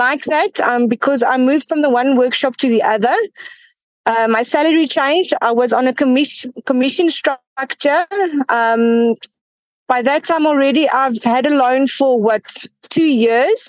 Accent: Johannesburg, Gauteng, South Africa; I'm from Johannesburg. I've been here. I've been born in Johannesburg, and I haven't left the city yet.

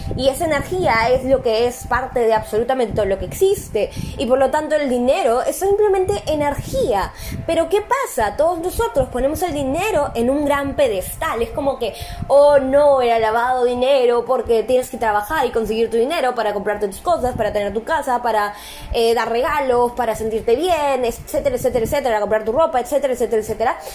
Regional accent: Peru; yo soy de Perú

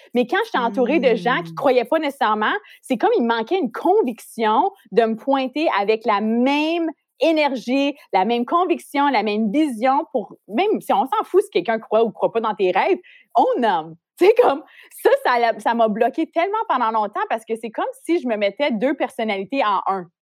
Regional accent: Ontario, Canada; moved away as an adult; now in Montreal, Canada; j'ai grandi en Ontario, comme t'as dit. J'ai déménagé à Montréal pour poursuivre ma carrière dans l'industrie de la mode

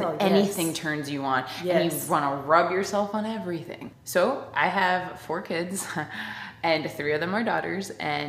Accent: Miami, Florida, United States; I grew up in the South too, but a different South. I grew up in Miami.

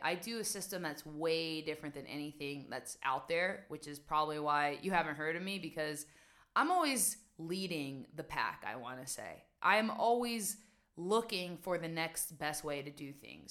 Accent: West Virginia, United States; moved away as an adult; also born or lived in New York / Amsterdam, Netherlands; now in Netherlands; so I'm originally from West Virginia, guys. I'm originally from a small town where stress just doesn't exist. Like, I don't remember growing up and feeling stressed.

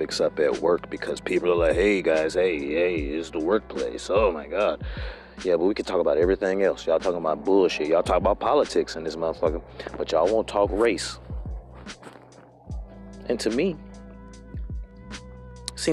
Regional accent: United States; I'm American

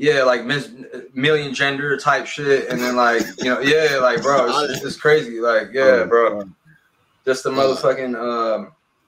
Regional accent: Los Angeles, California, United States; From Los Angeles, California

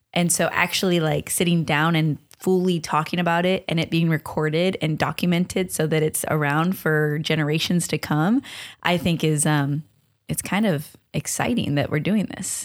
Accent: Long Beach, California, United States; I'm from Long Beach, very proudly

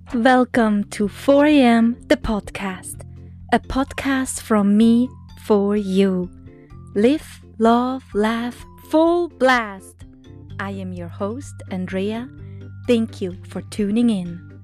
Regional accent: Texas, United States; We are from Texas

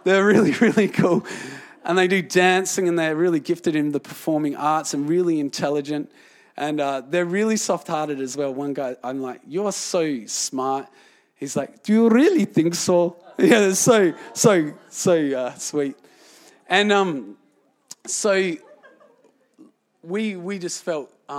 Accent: Australia; I was from Australia

